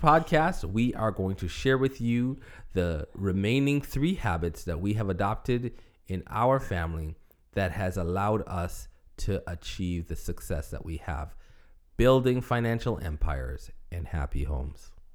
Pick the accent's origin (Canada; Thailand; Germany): Canada; Toronto, Ontario; moved away as an adult; also born or lived in Buffalo, New York / Michigan; I was in Toronto. I was in ministry. I was in my hometown with my family.